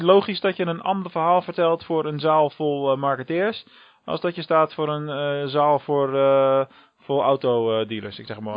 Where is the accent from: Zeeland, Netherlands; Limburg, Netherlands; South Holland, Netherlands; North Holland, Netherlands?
South Holland, Netherlands; Rotterdam; als Rotterdammer